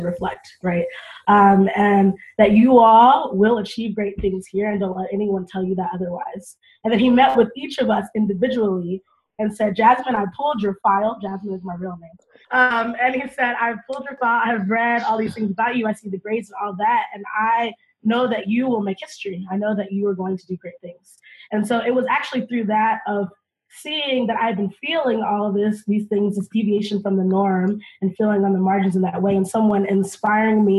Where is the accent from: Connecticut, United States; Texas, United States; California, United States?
Texas, United States; North; moved away as an adult; now in Chicago, United States; I was born in Texas. To two Black parents. And so I think that's a very big start. But part of it was growing up in North Texas